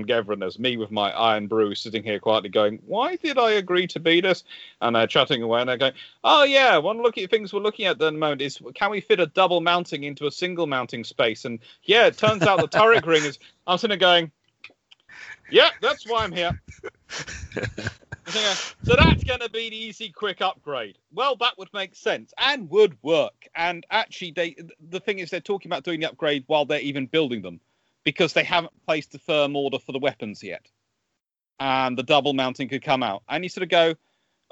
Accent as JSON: {"language": "English", "region": "England", "country": "United Kingdom", "said": "an Englishman"}